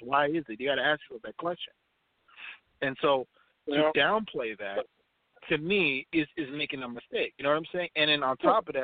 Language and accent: English; Minnesota, United States; I'm from Minnesota, I live here, I travel around